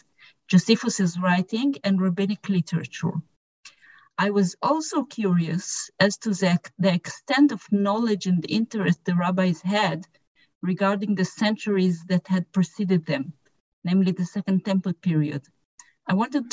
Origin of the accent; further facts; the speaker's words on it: Jerusalem, Jerusalem District, Israel; I grew up in Jerusalem in a modern Orthodox Zionistic family